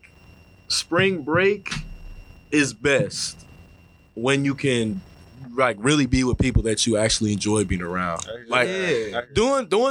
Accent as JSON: {"language": "English", "country": "United States", "said": "I'm from America"}